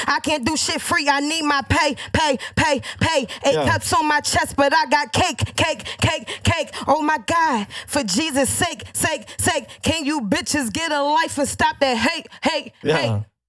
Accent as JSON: {"language": "English", "town": "Philadelphia", "region": "Pennsylvania", "country": "United States", "tie": "born or raised there", "said": "I'm from Philly."}